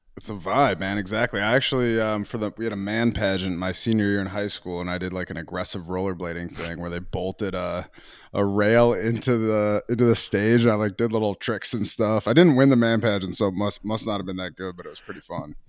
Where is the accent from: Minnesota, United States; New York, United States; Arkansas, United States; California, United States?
Minnesota, United States; I was a hockey guy growing up, actually, in Minnesota.